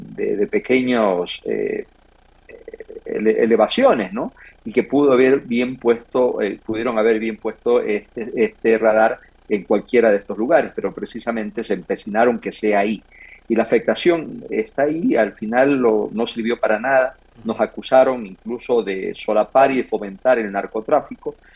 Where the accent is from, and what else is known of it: Manabí, Ecuador